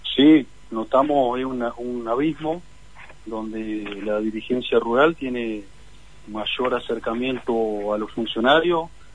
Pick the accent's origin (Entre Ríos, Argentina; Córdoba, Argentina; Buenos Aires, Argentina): Entre Ríos, Argentina; Gualeguaychú; soy de Gualeguaychú